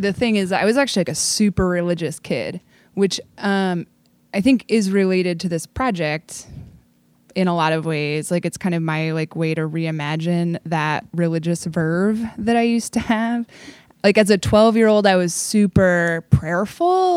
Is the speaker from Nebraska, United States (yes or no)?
no; Portland, Oregon, United States; I was, like, a kid actor for a bunch of pro theaters in Portland